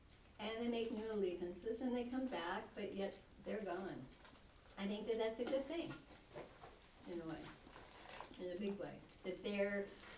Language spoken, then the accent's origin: English; Portland, Oregon, United States; moved away as an adult; I came from Portland, Oregon. I was a complete stranger. I had to make it on my own.